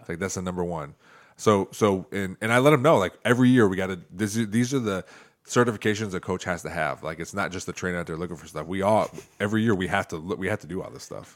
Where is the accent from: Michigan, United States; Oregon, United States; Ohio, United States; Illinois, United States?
Ohio, United States; Toledo; also born or lived in Perrysburg, Ohio; where I grew up in Toledo